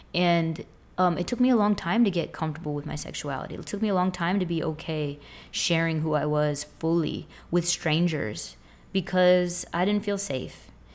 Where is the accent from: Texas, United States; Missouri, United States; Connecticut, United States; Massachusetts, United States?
Massachusetts, United States; Boston; moved away as an adult; also born or lived in Tampa area, Florida; now in Tampa, United States; I'm from Boston. I live in the Tampa area now